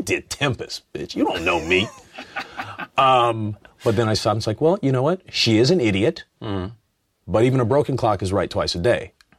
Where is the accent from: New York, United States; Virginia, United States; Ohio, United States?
Ohio, United States; Cleveland; Yeah, I was a big, you know, Indians fan. I grew up in Cleveland.